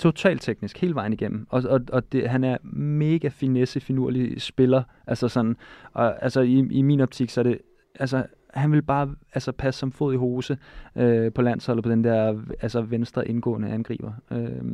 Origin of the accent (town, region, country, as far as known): Denmark